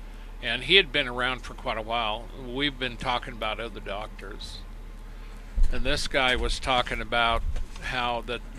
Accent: China; now in United States; Growing up in Mao's China, all this is very familiar.

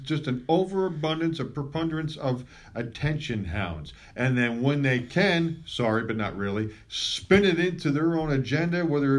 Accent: East Brunswick, New Jersey, United States; moved away as an adult; also born or lived in Pennsylvania; East Brunswick, New Jersey, my hometown where I grew up. And I didn't live there, and I hadn't lived there at that point for a very long time. Of course, I'm back there now

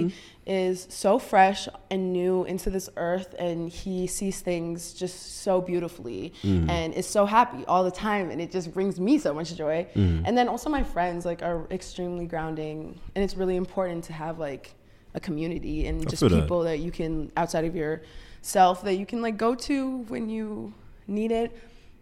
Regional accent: Saint Paul, Minnesota, United States; I moved out for 2 years to Minneapolis. I'm from St. Paul originally

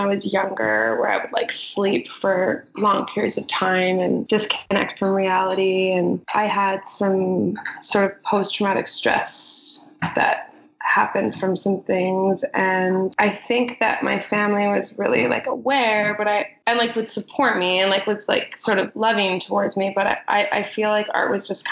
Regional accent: Prince George, British Columbia, Canada; I grew up in Prince George, and I grew up on a farm

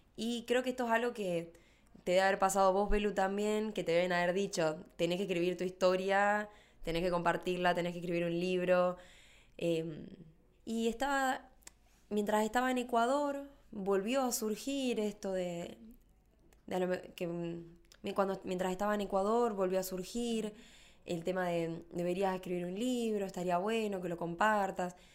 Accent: Rafaela, Santa Fe, Argentina; soy de Rafael a Santa Fe

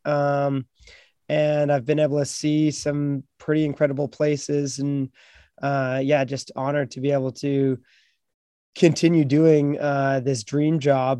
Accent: Beachburg, Ontario, Canada; I grew up on the Ottawa River in a small town in Beechburg, Ontario, up in Canada

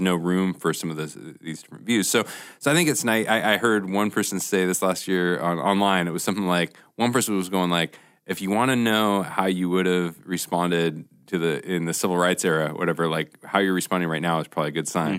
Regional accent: Portland, United States; moved away; I'm from Portland

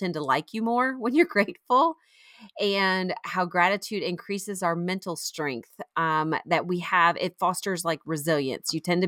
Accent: Florida, United States; now in South Carolina, United States; I grew up in Florida and so I know that helps a lot.

